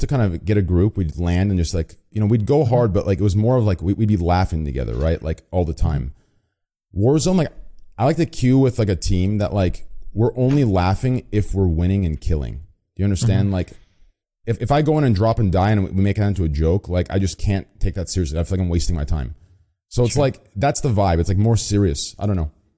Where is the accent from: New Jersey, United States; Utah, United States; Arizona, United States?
Arizona, United States; I also live in Arizona, or I'm originally from Arizona, so, and all my stuff, all my things occurred there